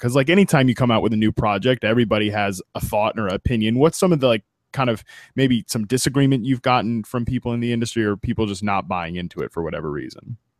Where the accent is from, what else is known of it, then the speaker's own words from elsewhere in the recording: United States; growing up in Washington